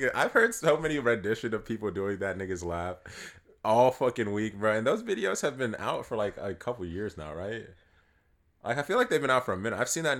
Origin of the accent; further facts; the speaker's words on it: East Coast, United States; I'm from the East Coast